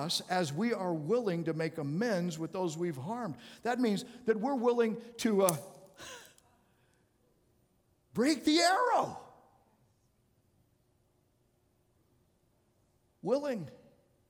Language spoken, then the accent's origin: English; Arizona, United States; I grew up in Arizona